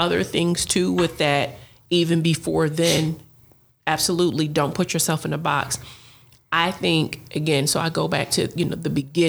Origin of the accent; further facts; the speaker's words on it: Buffalo, New York, United States; we're both from Buffalo, New York